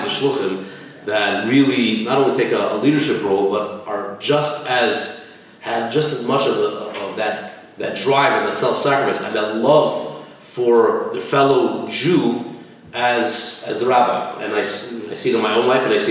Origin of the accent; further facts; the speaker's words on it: Los Angeles, California, United States; now in Montreal, Canada; I grew up in Los Angeles, California